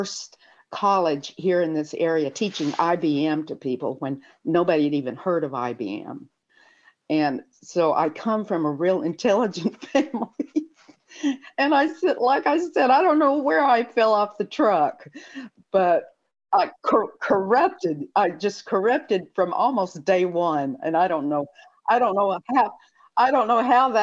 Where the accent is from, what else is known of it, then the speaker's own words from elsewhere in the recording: Muscle Shoals, Alabama, United States; moved away as an adult; also born or lived in San Francisco; I was born here in the Muscle Shoals area